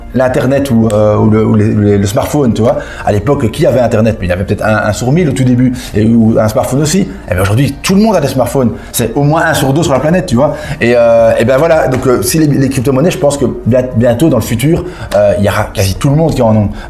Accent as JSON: {"language": "French", "country": "Belgium", "said": "je suis belge"}